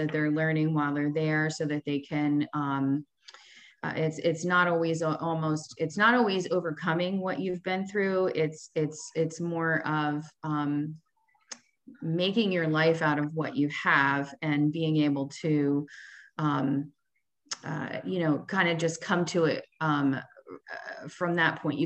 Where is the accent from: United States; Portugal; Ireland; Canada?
United States; New Jersey; I am from New Jersey, have always lived in New Jersey.